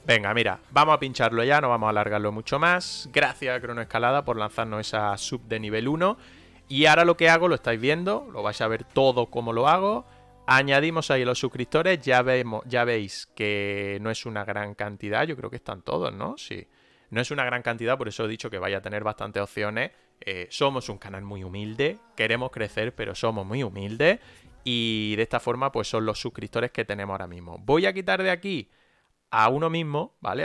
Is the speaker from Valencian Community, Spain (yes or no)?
no; Granada, Andalusia, Spain; nosotros eh, somos de Granada. Estamos en Granada la mayoría